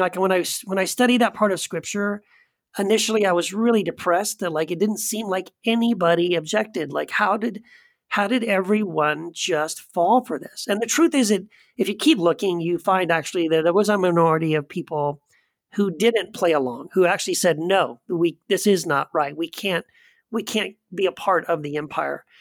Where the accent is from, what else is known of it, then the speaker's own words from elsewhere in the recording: United States; we are more American than we are Christian